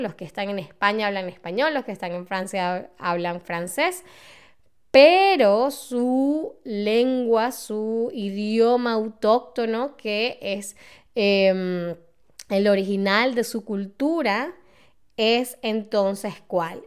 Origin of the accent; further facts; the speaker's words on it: Venezuela; now in Germany; en mi país, que es Venezuela